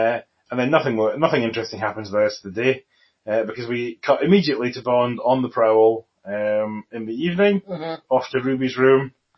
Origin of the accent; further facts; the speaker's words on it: Scotland, United Kingdom; I am a Scottish person.